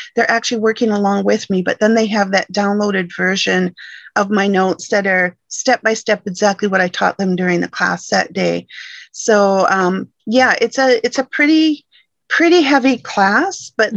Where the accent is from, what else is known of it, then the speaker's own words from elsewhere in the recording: Michigan, United States; moved away as an adult; now in British Columbia, Canada; originally I'm from Michigan, born and raised in Michigan